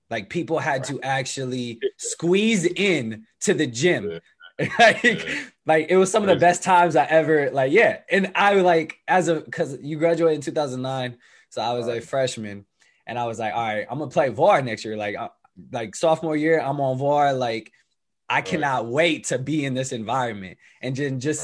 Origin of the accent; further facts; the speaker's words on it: Bay Area, California, United States; growing up in the bay area it's not like you just grew up in oakland